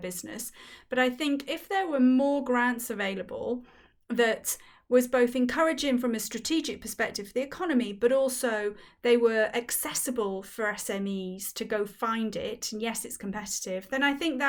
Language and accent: English; Wales, United Kingdom; I grew up in Wales and there's no Z in the Welsh language